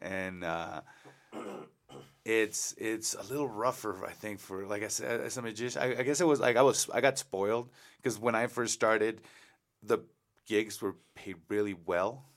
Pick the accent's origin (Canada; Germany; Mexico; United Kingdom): Mexico; now in El Paso, United States; I lived in Mexico, I was born in Mexico